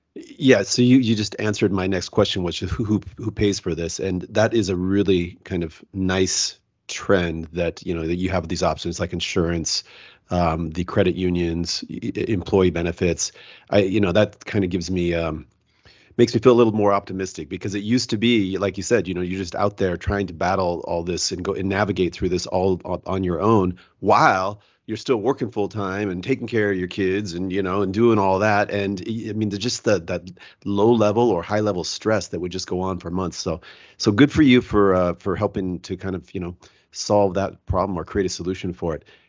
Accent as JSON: {"language": "English", "town": "Seattle", "region": "Washington", "country": "United States", "also_born_or_lived": "Salt Lake City", "said": "I'm actually from Seattle, which is nice and cool, but I'm down in, uh, Salt Lake City right now"}